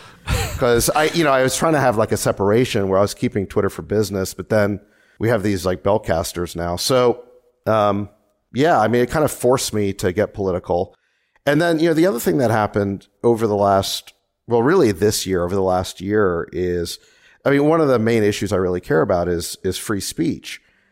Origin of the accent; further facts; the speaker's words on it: Memphis, Tennessee, United States; also born or lived in South Africa; now in California; my parents were from South Africa, and we immigrated to the United States. When I was five, we moved to Memphis, Tennessee, and then I came out to California for